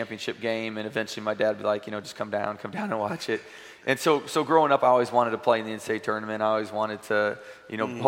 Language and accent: English; Valparaiso, Indiana, United States; moved away as an adult; now in Nashville, United States; growing up in Valparaiso and the people that have followed me through high school